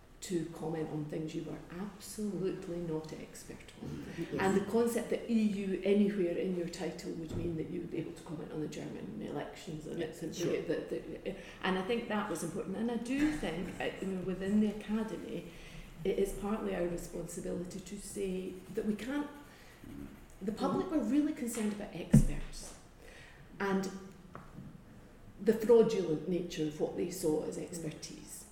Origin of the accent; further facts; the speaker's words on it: Scotland, United Kingdom; as a Scot